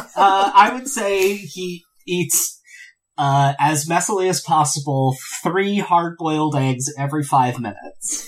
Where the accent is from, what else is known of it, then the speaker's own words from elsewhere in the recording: near Philadelphia, Pennsylvania, United States; moved away; I grew up near Philadelphia